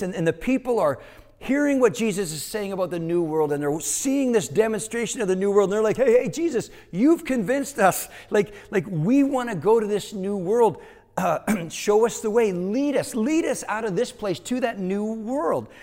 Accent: Canada; moved away; growing up in Canada, Learning Canadian history meant that you would also learn American history

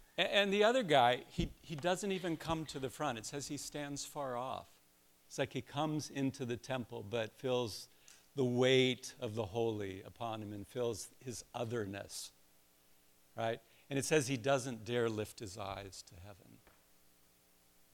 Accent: Columbus, Ohio, United States; I'm from Columbus

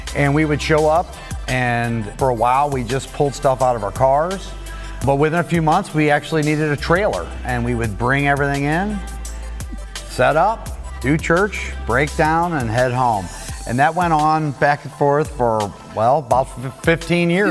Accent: Webster Groves, Missouri, United States; we are from Webster Groves

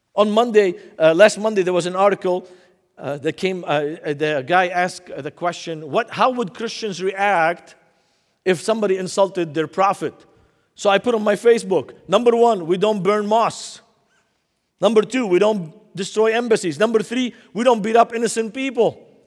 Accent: Beirut, Beirut Governorate, Lebanon; now in United States; when I grew up in Beirut, Lebanon, in nineteen seventy-eight

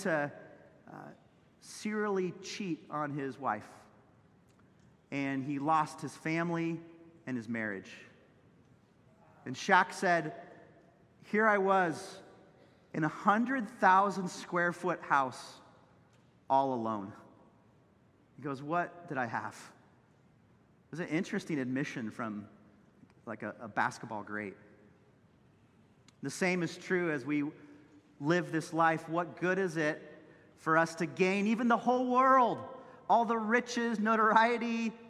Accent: Santa Cruz, California, United States; Chip Ingram, who was my pastor growing up in Santa Cruz

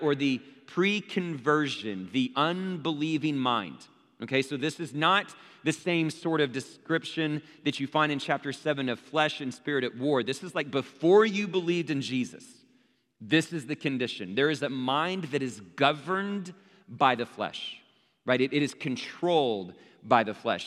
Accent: Abilene, Texas, United States; growing up in Abilene, Texas, where there's a church on every street corner

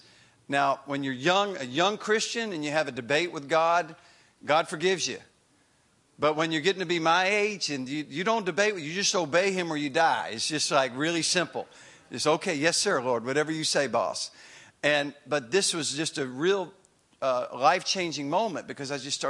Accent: Greensboro, North Carolina, United States; also born or lived in Chapel Hill, North Carolina; my hometown in Greensboro

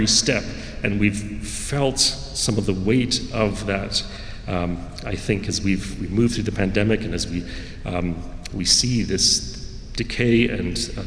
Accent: the Canadian Prairies, Canada; moved away as an adult; also born or lived in Brazil / Calgary, Alberta / Winnipeg, Manitoba; now in British Columbia, Canada; we moved back to Canada, and my dad continued to work in their offices and lived in Calgary and Winnipeg, kind of splitting our time between Alberta and Manitoba

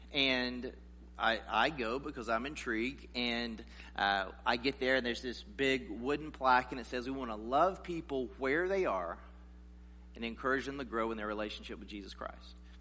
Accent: South Carolina, United States; I grew up in this in the South in South Carolina

